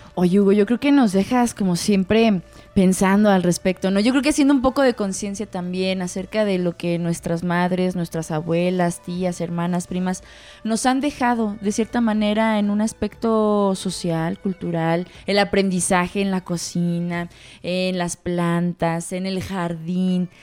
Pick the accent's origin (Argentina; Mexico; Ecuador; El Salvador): Mexico; dentro de nuestra cultura eh, como mexicanos